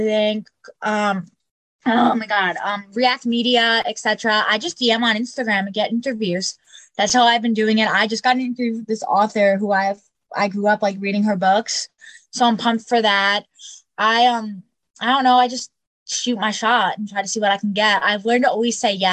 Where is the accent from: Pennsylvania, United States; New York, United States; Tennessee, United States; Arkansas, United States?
New York, United States; Long Island; I'm from Long Island, New York